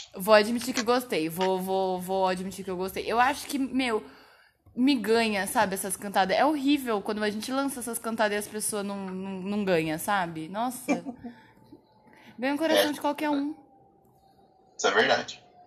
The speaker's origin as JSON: {"language": "Portuguese", "town": "Indaiatuba", "region": "São Paulo", "country": "Brazil", "said": "eu sou de Indaiatuba, que é uma cidade muito pequena"}